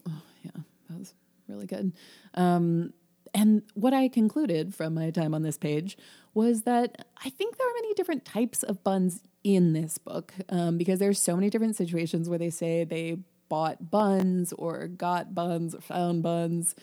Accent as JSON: {"language": "English", "region": "Illinois", "country": "United States", "said": "we're from Illinois"}